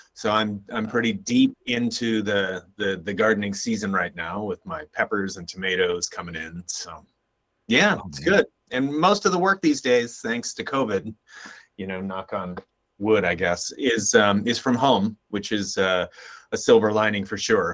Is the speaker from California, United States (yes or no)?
yes; Contra Costa County, Bay Area, California, United States; I grew up in Contra Costa County, so about 30 minutes east of, 30 minutes as the crow flies, east of San Francisco